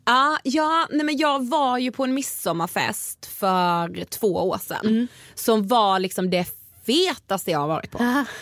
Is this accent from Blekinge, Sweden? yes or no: yes; Karlshamn, Blekinge, Sweden; moved away; i min så hemstad, alltså, jag är från Karlshamn som mm. sagt i Blekinge